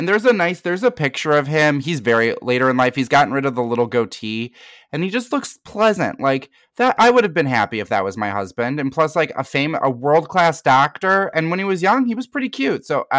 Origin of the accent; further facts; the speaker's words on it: Midwest, United States; Like ranch. I'm from the Midwest.